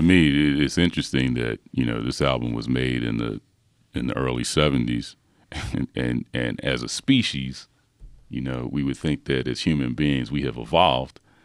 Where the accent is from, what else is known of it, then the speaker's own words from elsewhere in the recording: Philadelphia, Pennsylvania, United States; growing up in Philadelphia